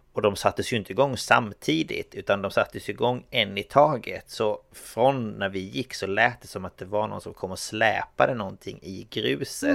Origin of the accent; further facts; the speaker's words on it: Exhult, Kronoberg County, Sweden; moved away; jag bodde ju i Exhult